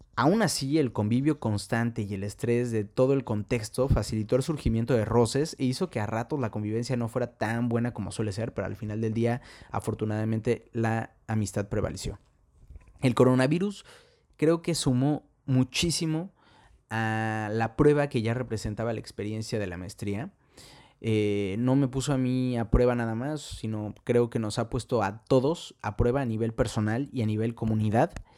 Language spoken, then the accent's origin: Spanish; Mexico City, Mexico; moved away as an adult; now in London, United Kingdom; soy de la Ciudad de México